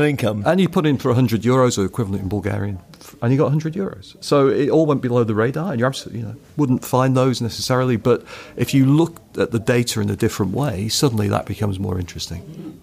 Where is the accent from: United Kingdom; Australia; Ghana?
United Kingdom; I'm a Brit